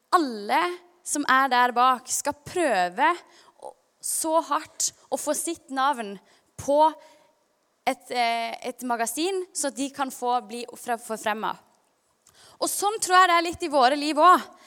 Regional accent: Kristiansand, Agder, Norway; also born or lived in Stavanger; når vi flytta fra Stavanger til Kristiansand da jeg var ca. seks år

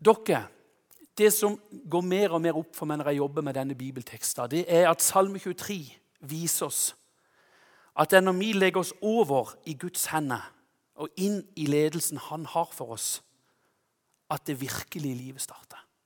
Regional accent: Konsmo, Agder, Norway; hjemme i Konsmo

